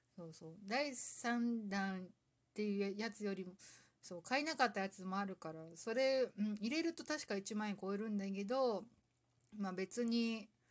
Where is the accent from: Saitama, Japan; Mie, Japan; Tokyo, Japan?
Saitama, Japan; 私の地元